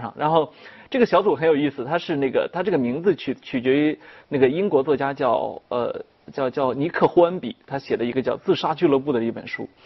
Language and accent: Chinese; China; 我们中国人特别爱强调说孝心